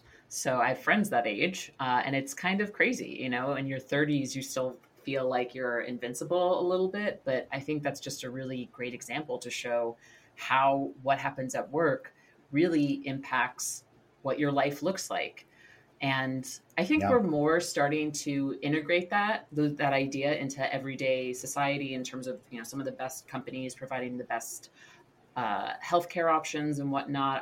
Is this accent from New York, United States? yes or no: yes; New York City, New York, United States; now in Los Angeles, United States; I'm born and raised in New York City, live in Los Angeles